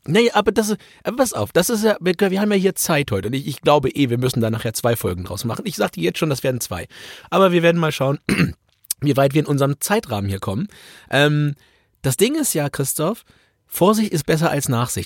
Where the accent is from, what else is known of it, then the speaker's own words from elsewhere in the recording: Germany; ich komme aus Deutschland